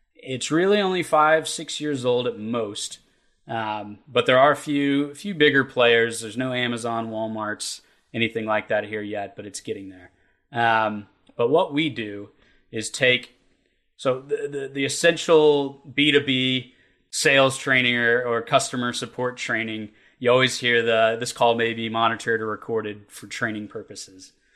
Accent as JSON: {"language": "English", "region": "Kentucky", "country": "United States", "tie": "born or raised there", "said": "the way we were raised in Kentucky and the the industries we have here"}